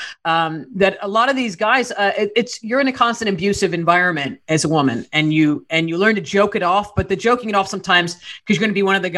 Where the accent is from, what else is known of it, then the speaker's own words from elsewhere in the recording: New York, United States; being a New Yorker and coming up in the city